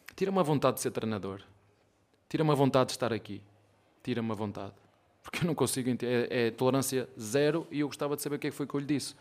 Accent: Portugal; moved away as an adult; now in Brazil; Eu sou português, de Portugal

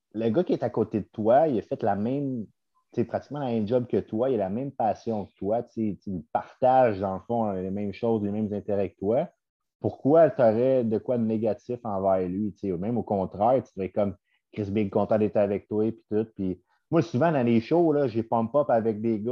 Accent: Sainte-Agathe-des-Monts, Quebec, Canada; je viens de Saint-Agathe-des-Monts

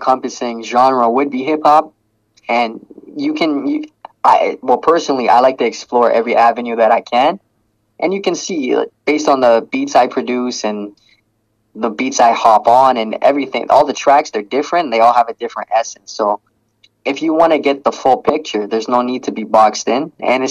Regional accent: Toronto, Ontario, Canada; I am from Toronto, born and raised

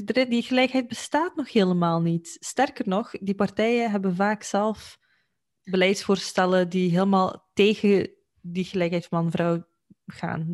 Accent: Belgium; in België, eh, waar ik vandaan kom

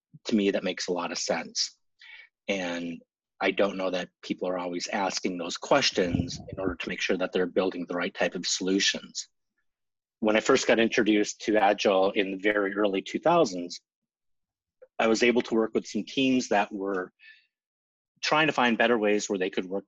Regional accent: central Minnesota, United States; accent: long O's; I grew up in central Minnesota, so if you hear some long O's, you'll understand why.

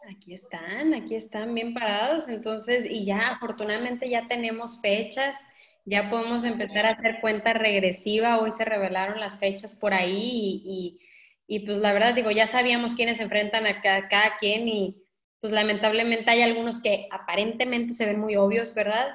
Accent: Mazatlán, Sinaloa, Mexico; mi tierra

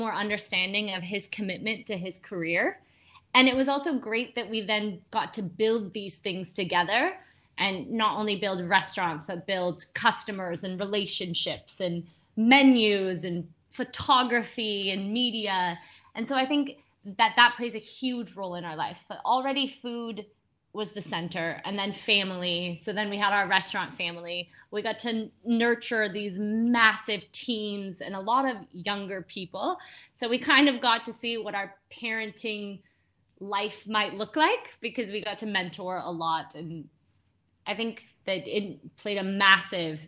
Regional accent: United States; moved away as an adult; now in India; I'm from the States

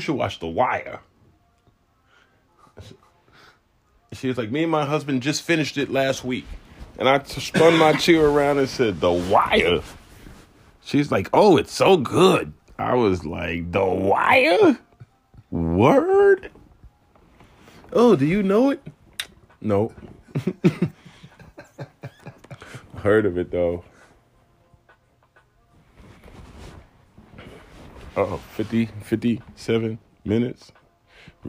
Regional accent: New York, United States; I'm a New Yorker.

